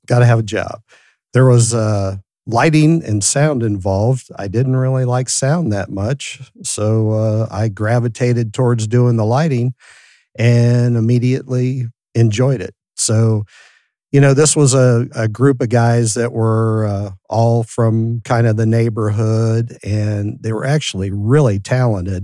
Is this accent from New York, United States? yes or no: no; San Francisco, California, United States; I grew up in San Francisco, my mom was a hippie, so I grew up in San Francisco